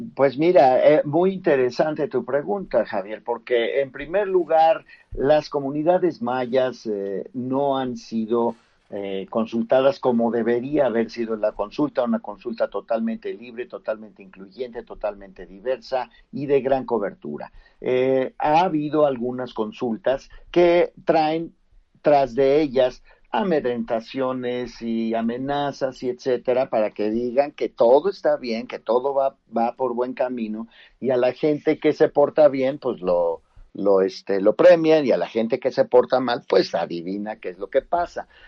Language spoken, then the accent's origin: Spanish; Mexico; como mexicanos